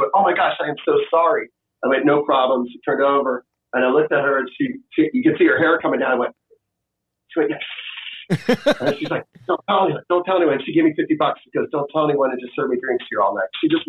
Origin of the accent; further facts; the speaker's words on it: the South, United States; also born or lived in Washington, D.C. / San Francisco; And I grew up in the South too.